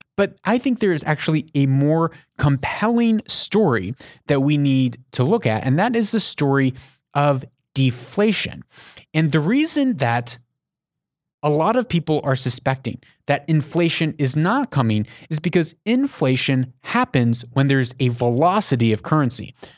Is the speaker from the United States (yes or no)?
yes; United States; I'm an American